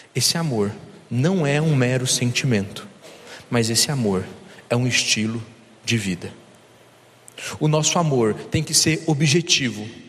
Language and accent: Portuguese; Minas Gerais, Brazil; eu sou de Minas